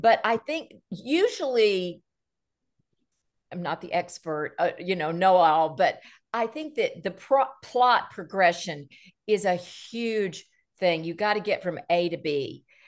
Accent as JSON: {"language": "English", "town": "Nashville", "region": "Tennessee", "country": "United States", "tie": "born or raised there", "said": "I'm born and raised in Nashville, Tennessee."}